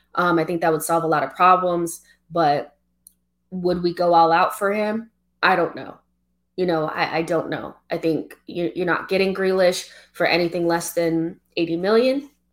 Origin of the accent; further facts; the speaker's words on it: United States; I'm African American, you know, I don't have any like none of my family is like from any of the islands or Africa like closely